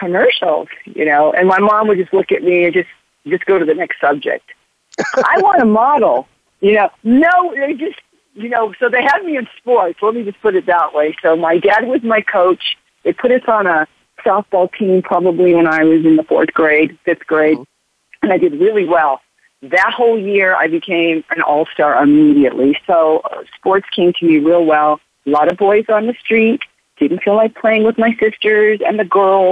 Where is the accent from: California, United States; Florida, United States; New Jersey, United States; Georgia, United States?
California, United States; Los Angeles; I was born and raised in Los Angeles, California